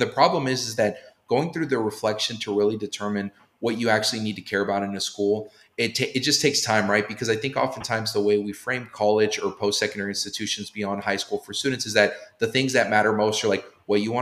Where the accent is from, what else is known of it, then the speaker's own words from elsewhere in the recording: Southern California, United States; moved away as an adult; also born or lived in Boston; I'm half Latino from Southern California, grew up in a predominantly Latino and Black neighborhood.